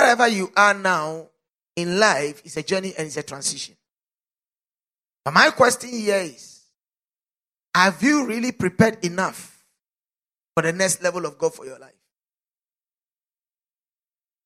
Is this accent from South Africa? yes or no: yes; South Africa; As a South African